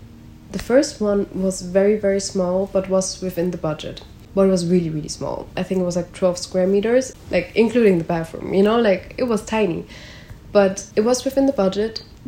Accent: Germany; now in Netherlands; So I came from Germany to the Netherlands.

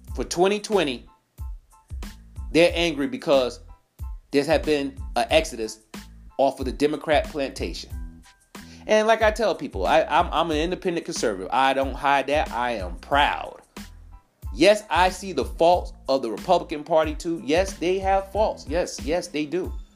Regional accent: New York, United States; now in South Carolina, United States; I'm originally from New York

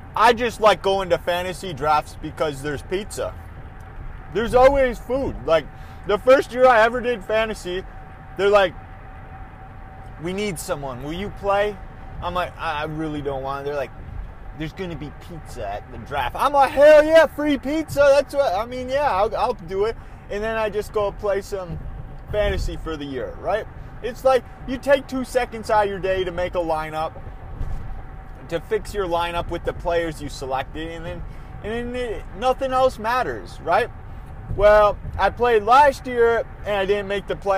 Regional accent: Minnesota, United States; they're my home, my home state

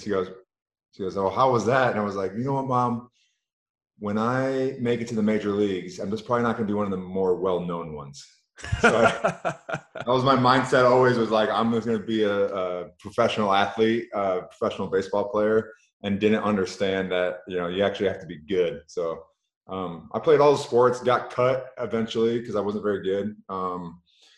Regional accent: Michigan, United States; I grew up in Michigan

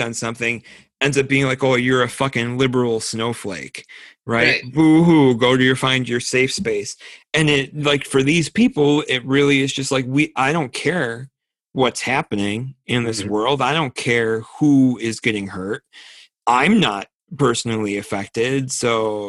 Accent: United States; I'm an American.

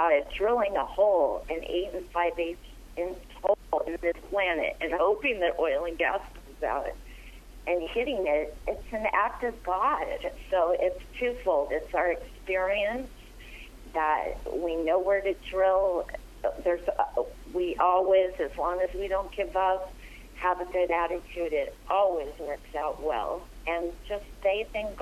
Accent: Arizona, United States; I'm from Arizona, and things are not as strict there

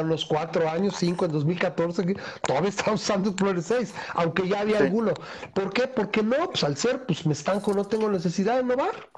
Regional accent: Mexico; nosotros como mexicanos

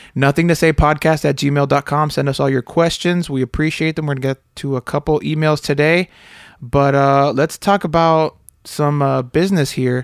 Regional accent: Miami, Florida, United States; moved away; I grew up in Miami with a lot of banana spiders

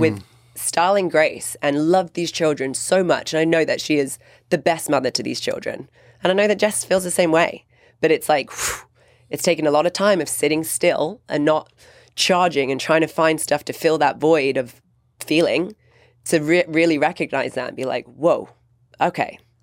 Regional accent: England, United Kingdom; growing up in England

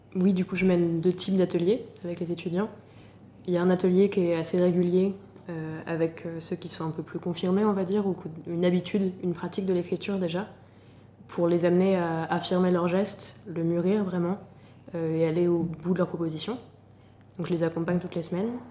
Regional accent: Normandy, France; also born or lived in Paris; now in Lyon, France; Je suis originaire de Normandie et j'habite actuellement à Lyon

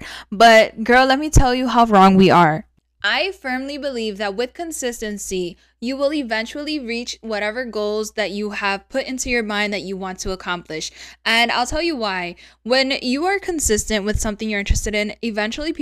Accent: New York City, New York, United States; born or raised there; moved away; also born or lived in Rochester, New York

